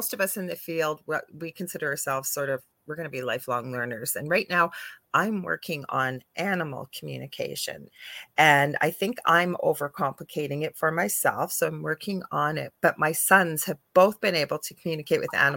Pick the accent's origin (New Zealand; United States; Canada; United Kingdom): Canada; I'm a Canadian clairvoyant medium